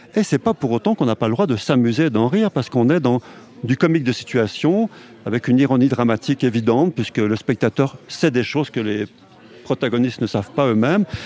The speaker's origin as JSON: {"language": "French", "area": "Haute-Savoie", "region": "Auvergne-Rhône-Alpes", "country": "France", "tie": "born or raised there", "also_born_or_lived": "Paris", "said": "je suis né en Haute-Savoie et je vis dans la montagne"}